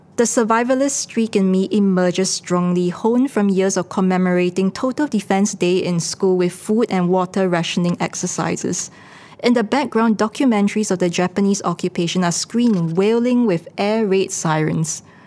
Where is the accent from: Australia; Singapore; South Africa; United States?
Singapore; as Singaporeans